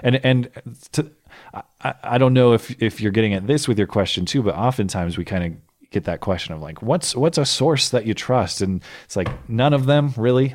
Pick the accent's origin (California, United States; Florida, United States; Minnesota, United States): Minnesota, United States; St. Louis Park; I was born in Saint Louis Park, Minnesota, October eighty-seven